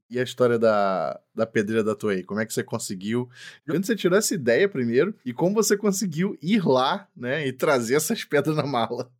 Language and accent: Portuguese; Brazil; eu sou brasileiro